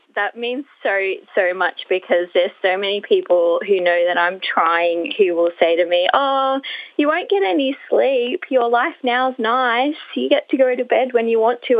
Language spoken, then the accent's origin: English; Brisbane, Queensland, Australia; I'm from Brisbane